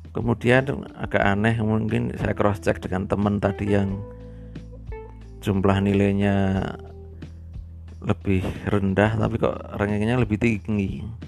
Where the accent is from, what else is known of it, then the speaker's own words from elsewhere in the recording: Purworejo, Central Java, Indonesia; saya dari Bayan ya, dari Bayan